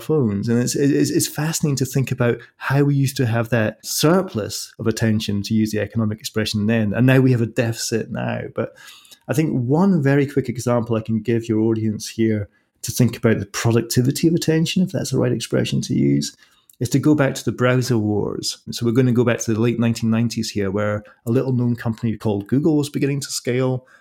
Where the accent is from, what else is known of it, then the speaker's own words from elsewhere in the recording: Scotland, United Kingdom; I'm from Scotland, so I'm used to the same climate